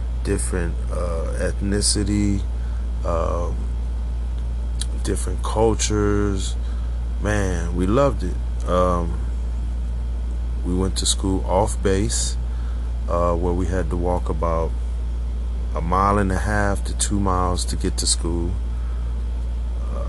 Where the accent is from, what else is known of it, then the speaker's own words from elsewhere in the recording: San Antonio, Texas, United States; also born or lived in Philippines; I'm from San Antonio, Texas